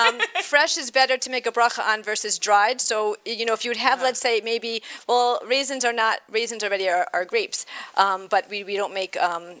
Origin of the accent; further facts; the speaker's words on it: Chicago, Illinois, United States; I'm from Chicago.